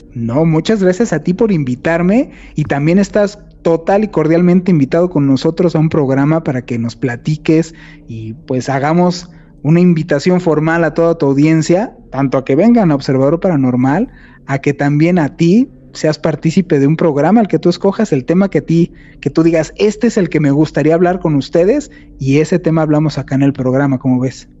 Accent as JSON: {"language": "Spanish", "country": "Mexico"}